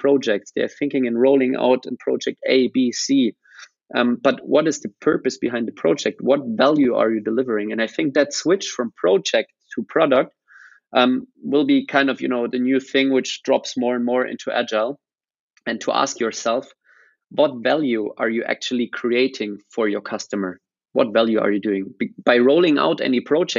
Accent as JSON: {"language": "English", "town": "Rosenheim", "region": "Bavaria", "country": "Germany", "tie": "born or raised there", "also_born_or_lived": "Australia", "said": "more or less I grew up here"}